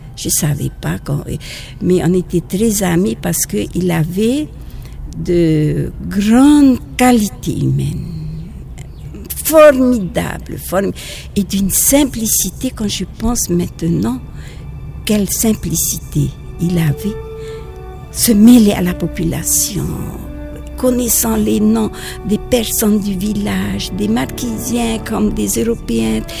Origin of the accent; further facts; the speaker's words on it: French Polynesia; French is a second language; quelquefois je fais des fautes en français parce que je suis polynésienne. Alors, euh, quelquefois je fais des fautes, il faut être indulgent parce que c'est pas ma langue maternelle